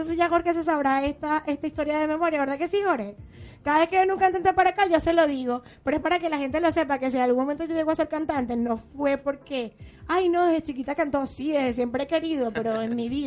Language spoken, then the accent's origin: Spanish; Venezuela; Lo digo porque como soy venezolana, siempre hay alguien que dice